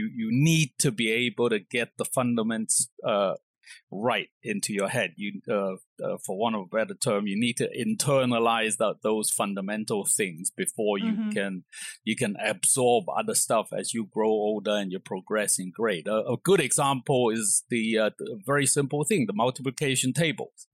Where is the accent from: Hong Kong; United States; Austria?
Hong Kong; also born or lived in England; I was brought up in Hong Kong